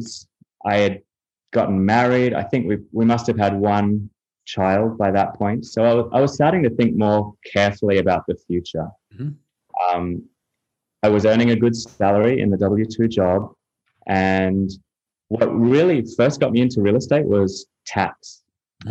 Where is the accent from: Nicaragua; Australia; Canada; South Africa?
Australia; also born or lived in United Kingdom / Europe / Chicago; now in Miami, United States; I'm from Australia originally. I've lived in a few places around the world, lived in the UK and Europe for a while. Lived in Chicago, and I'm now based in Miami, Florida.